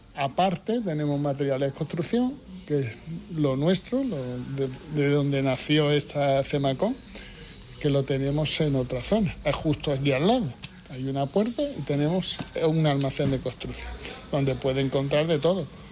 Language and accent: Spanish; Ceuta, Spain; somos Ceutí, somos Caballa